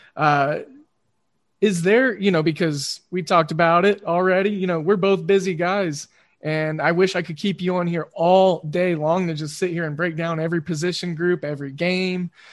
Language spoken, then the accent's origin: English; Oklahoma, United States; I grew up in Oklahoma. I'm outside of Oklahoma City now